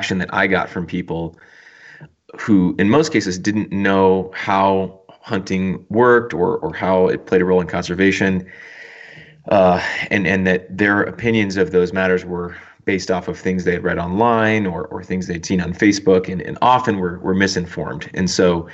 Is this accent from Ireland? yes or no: no; Texas, United States; moved away as an adult; also born or lived in Los Angeles / Tanzania; I grew up in Texas, and didn't hunt a lot when I was a kid